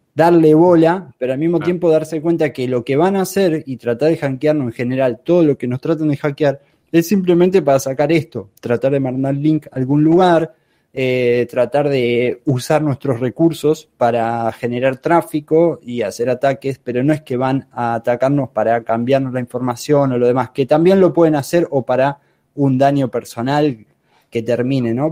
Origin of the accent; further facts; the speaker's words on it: Argentina; yo soy de Argentina